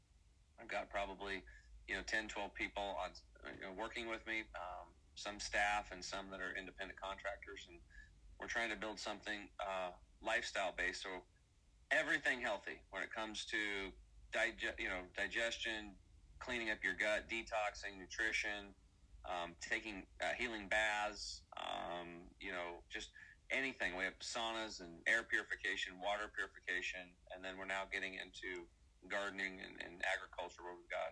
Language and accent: English; Eastern Oregon, United States; I grew up over here in Eastern Oregon, kind of redneck, hunting